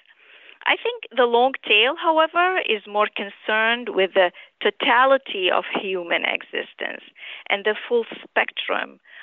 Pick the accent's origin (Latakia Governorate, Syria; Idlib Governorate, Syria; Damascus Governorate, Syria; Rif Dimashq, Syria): Damascus Governorate, Syria; Damascus; moved away as an adult; also born or lived in Aleppo, Syria / St. Louis, United States / New Orleans, United States / New Jersey, United States; now in New York, United States; I grew up in Damascus, Syria, and I immigrated to the U.S. in 1990 to finish my medical training.